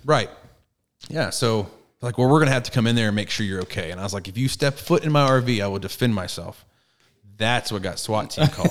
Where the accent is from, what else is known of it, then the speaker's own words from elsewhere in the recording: Garland, Texas, United States; also born or lived in Fort Hood, Texas / Rowlett, Texas / Forney, Texas; I grew up I grew up in Garland, in the hood of Garland, for the first eight years, and then moved to Rowlett, and then Forney